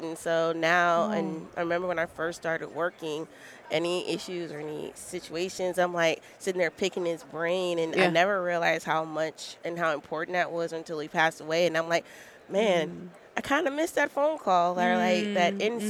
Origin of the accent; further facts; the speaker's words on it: Barbados; now in Houston, United States; I'm originally from Barbados, but I currently live in Houston, Texas